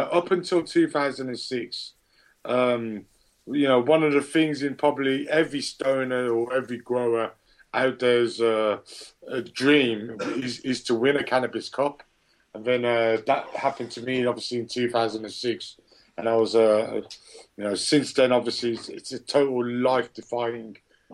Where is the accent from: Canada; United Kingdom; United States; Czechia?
United Kingdom; Birmingham, West Midlands; moved away; originally, I was born and raised in Birmingham, UK